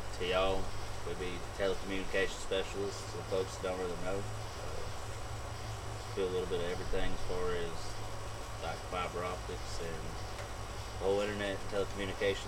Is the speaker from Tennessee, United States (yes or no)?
no; Salinas, California, United States; In my hometown, we had 5 public schools. We had North Salinas High School